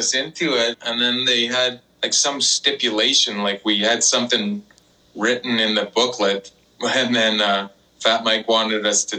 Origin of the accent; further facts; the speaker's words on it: Canada; we're from Canada.